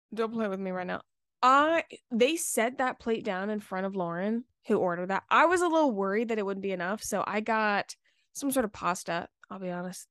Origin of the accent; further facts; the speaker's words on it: Charleston, South Carolina, United States; I'm from Charleston, so, like, it's very Southern hospitality